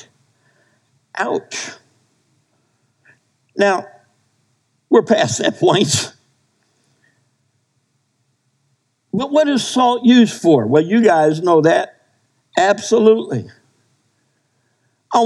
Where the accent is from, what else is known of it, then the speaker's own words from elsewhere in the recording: New Jersey, United States; moved away; I grew up in New Jersey.